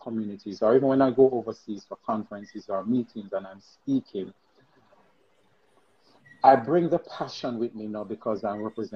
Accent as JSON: {"language": "English", "region": "Westmoreland", "country": "Jamaica", "said": "I'm from Westmoreland, rural Westmoreland, poor Westmoreland."}